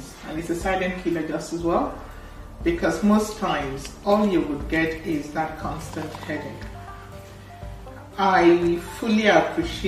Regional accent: Imo, Nigeria; moved away as an adult; now in United Kingdom; I'm from Imo State, and I had my training in Idiaba

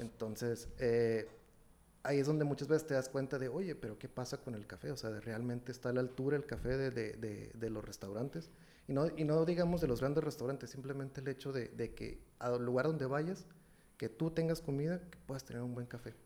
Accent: Ensenada, Baja California, Mexico; moved away as an adult; now in Monterrey, Mexico; yo soy originario de Ensenada, Baja California, de por allá de, aquel rumbo del noroeste, ¿no? Entonces, eh, migré para acá en 2000, 2009, tengo aquí ya, ya voy para 12 años aquí en, Monterrey

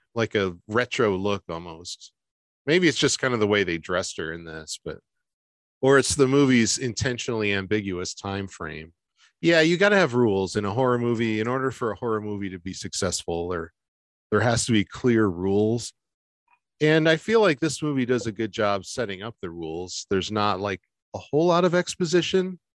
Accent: Michigan, United States; moved away as an adult; also born or lived in Detroit; I'm from Michigan

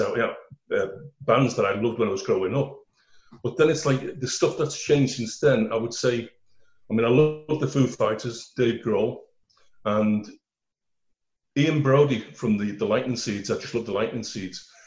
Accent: Liverpool, North West England, United Kingdom; accent: Scouse; I was born in Garston in Liverpool

